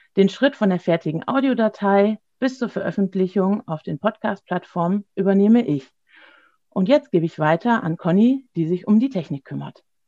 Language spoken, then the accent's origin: German; Gescher, North Rhine-Westphalia, Germany; Ich komme aus Gescher, das liegt im Kreis Borken im Münsterland